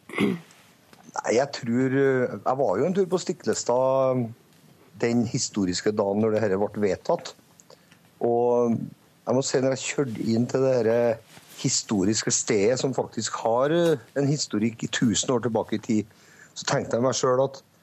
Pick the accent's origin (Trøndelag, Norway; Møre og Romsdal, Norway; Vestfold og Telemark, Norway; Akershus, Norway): Trøndelag, Norway; Namsos; vi kommer fra Namsos